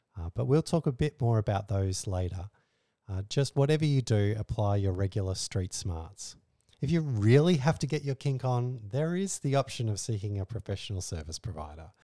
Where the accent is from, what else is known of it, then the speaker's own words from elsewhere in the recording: Australia; we're Australian